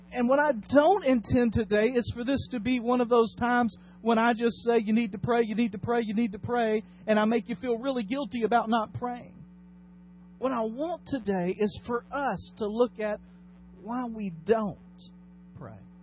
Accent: Dyersburg, Tennessee, United States; my hometown of Dyersburg

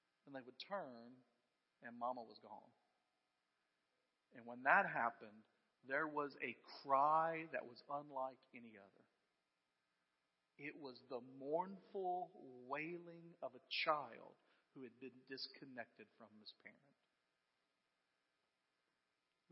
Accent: United States; as American Christians

